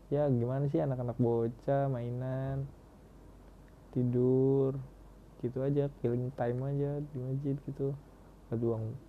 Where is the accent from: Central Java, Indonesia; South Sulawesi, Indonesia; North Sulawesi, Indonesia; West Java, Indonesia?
West Java, Indonesia; Cirebon; nah di daerah gue sendiri gimana ya di Cirebon daerah gue waktu awal-awal kan Cirebon sendiri baru melaksanain awal-awal PSBB